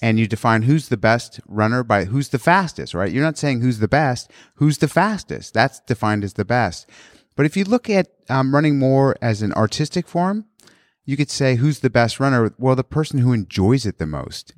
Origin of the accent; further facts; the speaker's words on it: San Clemente, California, United States; also born or lived in Australia; I grew up in San Clemente